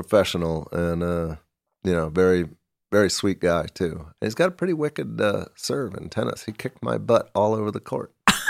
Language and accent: English; Kansas City, United States; I was born in Kansas City.